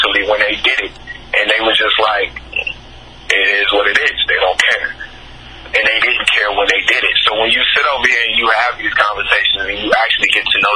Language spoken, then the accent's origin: English; Chicago, Illinois, United States; moved away; also born or lived in Tennessee; I grew up in Chicago